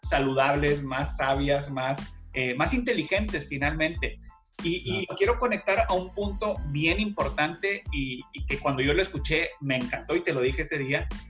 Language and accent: Spanish; Monterrey, Nuevo León, Mexico; now in Houston, United States; ambos somos regios, que, que hay una población grande de regios, que a los regios son aquellas personas que originarios de la ciudad de Monterrey